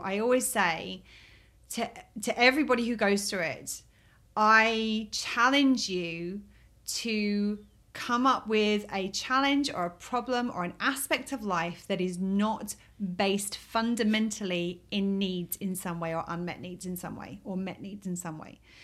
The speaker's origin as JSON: {"language": "English", "region": "England", "country": "United Kingdom", "moved": "as an adult", "lives_now": "Key West, United States", "said": "I'm from England"}